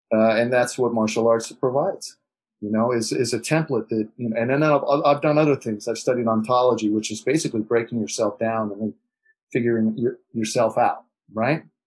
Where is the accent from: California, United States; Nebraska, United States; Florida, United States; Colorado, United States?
California, United States; Beverly Hills; I grew up in Beverly Hills